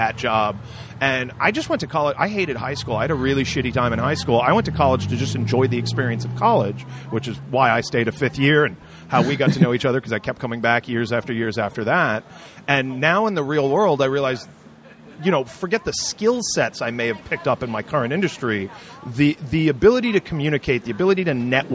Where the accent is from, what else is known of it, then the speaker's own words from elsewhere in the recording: Warwick, Rhode Island, United States; also born or lived in Providence, Rhode Island; I'm born in Providence, grew up mostly in Warwick.